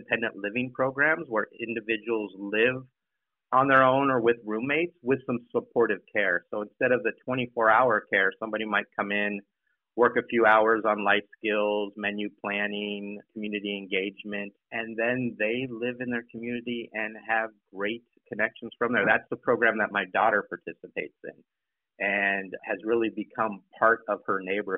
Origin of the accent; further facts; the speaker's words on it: San Diego, California, United States; moved away as an adult; I'm originally from San Diego, left for the military and then college